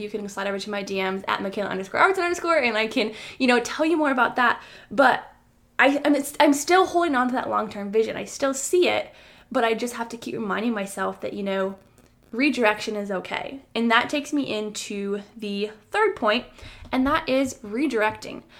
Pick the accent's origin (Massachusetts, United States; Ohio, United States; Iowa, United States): Iowa, United States; moved away as an adult; now in North Carolina, United States; I moved a thousand miles away to the state of North Carolina from where I originally was born and raised in Iowa